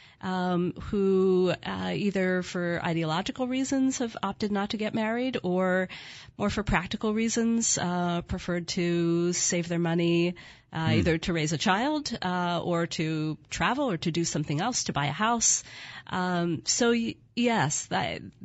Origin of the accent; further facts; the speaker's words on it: Philadelphia, Pennsylvania, United States; moved away as an adult; also born or lived in Connecticut / Washington, D.C.; now in Portland, United States; I grew up in Philadelphia and went to school in Connecticut, lived in Washington, D.C., and then moved to Portland, Oregon